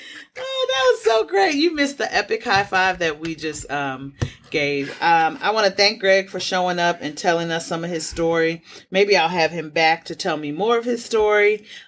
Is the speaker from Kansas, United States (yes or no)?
no; Baltimore, Maryland, United States; accent: Baltimore; also born or lived in California; so because I lived in California and I have developed non-regional diction, my Baltimore accent will come out when I'm angry.